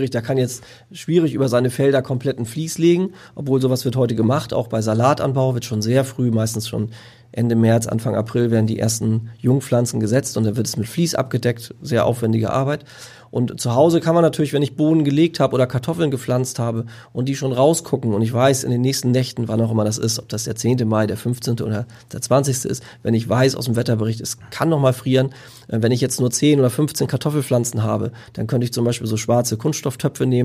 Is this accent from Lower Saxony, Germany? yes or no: yes; Lower Saxony, Germany; Also ich komme aus der Lüneburger Heide